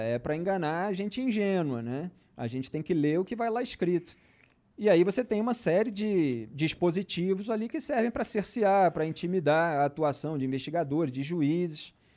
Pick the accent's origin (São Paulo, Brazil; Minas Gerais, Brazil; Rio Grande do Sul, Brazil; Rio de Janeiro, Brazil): Rio de Janeiro, Brazil; Eu sou do Rio de Janeiro, sou da zona sul do Rio de Janeiro